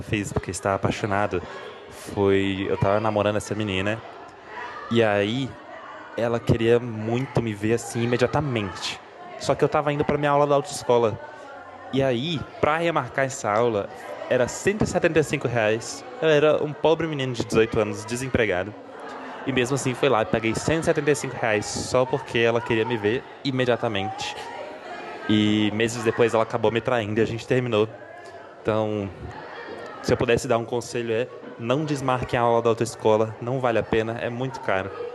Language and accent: Portuguese; Brasília, Federal District, Brazil; tenho 23 anos, sou de Brasília